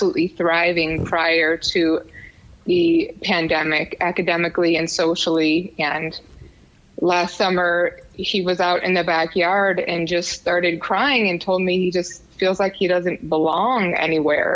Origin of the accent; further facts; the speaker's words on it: Wisconsin, United States; moved away as an adult; now in Tucson, United States; I was born in Wisconsin.